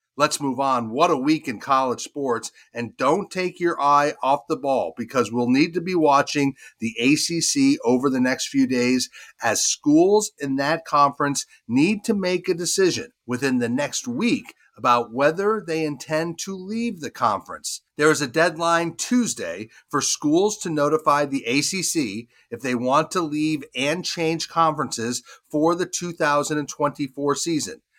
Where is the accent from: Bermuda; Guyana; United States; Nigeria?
United States; Vermont; my home state of Vermont